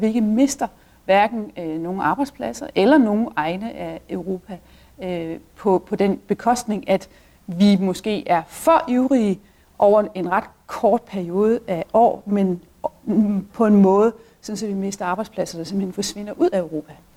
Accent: Denmark

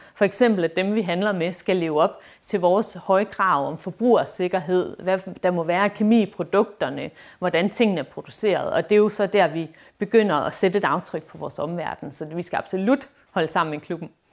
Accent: Esbjerg, Southern Denmark, Denmark; jeg er fra Esbjerg

